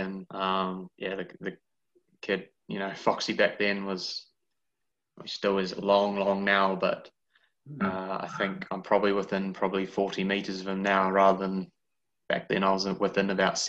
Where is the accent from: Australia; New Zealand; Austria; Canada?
New Zealand; Christchurch, Canterbury; moved away as an adult; now in Switzerland; Born and bred in Christchurch.